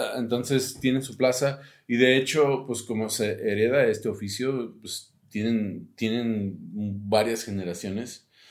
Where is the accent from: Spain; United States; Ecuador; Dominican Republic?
United States; Spanish is a second language; now in Mexico City, Mexico; yo soy de Estados Unidos y, hablo más inglés que español